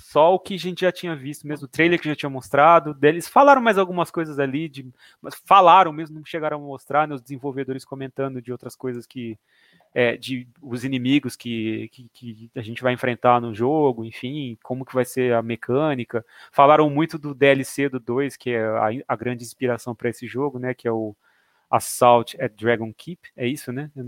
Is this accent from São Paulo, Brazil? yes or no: yes; Jaboticabal, São Paulo, Brazil; now in Bauru, Brazil